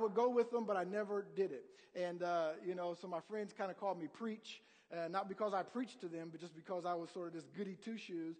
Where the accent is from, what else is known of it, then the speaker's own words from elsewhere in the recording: Columbus, Ohio, United States; moved away; also born or lived in Indiana; I'm originally from Columbus, Ohio, and grew up, you know, a big Buckeye fan